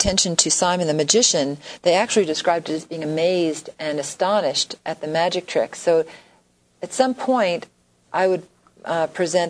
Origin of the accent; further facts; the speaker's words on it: New York City, New York, United States; moved away; I grew up in New York City